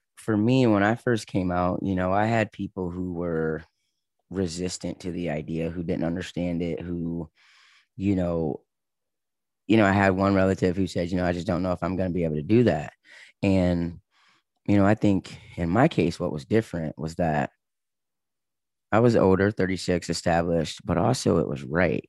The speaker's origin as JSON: {"language": "English", "region": "Michigan", "country": "United States", "also_born_or_lived": "Los Angeles, California", "moved": "as an adult", "said": "I was from Michigan"}